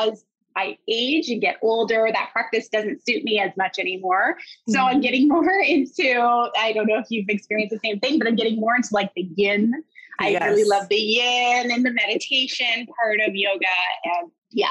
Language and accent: English; Harrow, Ontario, Canada; also born or lived in Windsor, Ontario; I grew up in Harrow